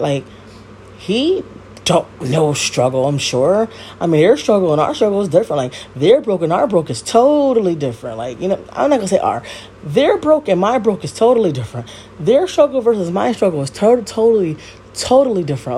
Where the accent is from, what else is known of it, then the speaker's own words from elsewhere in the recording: Connecticut, United States; I live in Connecticut. Obviously, I'm from Connecticut, um, born and raised.